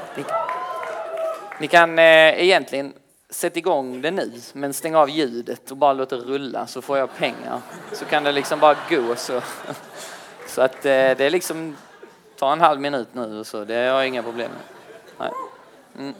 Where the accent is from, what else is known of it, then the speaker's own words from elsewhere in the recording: Kristianstad, Skåne, Sweden; now in Lund, Sweden; jag bor i Lund tillsammans med, eh, men jag kommer från Kristianstad